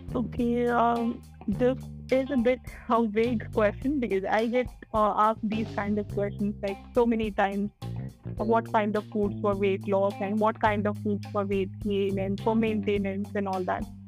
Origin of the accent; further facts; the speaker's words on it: India; as an Indian, uh, we eat chapatis, dal, chawal, paneer, dosa, and all of those things